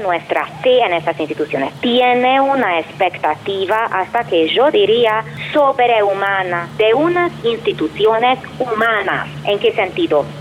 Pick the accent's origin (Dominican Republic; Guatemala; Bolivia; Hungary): Hungary; moved away as an adult; vengo de Hungría y tengo 45 años